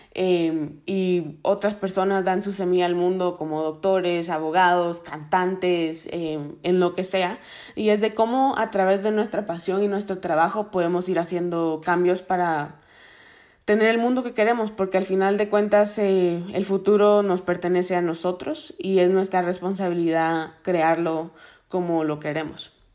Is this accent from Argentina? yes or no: no; Guatemala; moved away; also born or lived in Miami, Florida; crecí en Guatemala